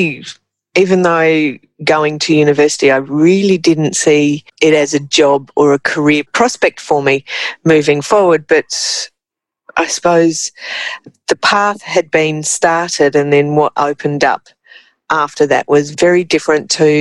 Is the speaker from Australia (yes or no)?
yes; Trangie, New South Wales, Australia; So I'd started work in my hometown of Trangie as a pharmacy assistant.